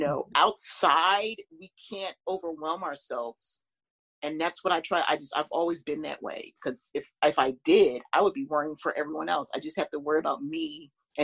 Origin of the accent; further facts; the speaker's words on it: Philadelphia, Pennsylvania, United States; I grew up in Philadelphia